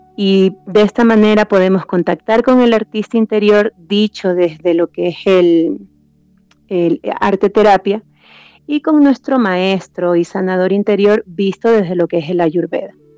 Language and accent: Spanish; Esmeraldas, Ecuador; now in Quito, Ecuador; yo soy de la costa, soy de la tierra acá del, del calor, donde se comen los mariscos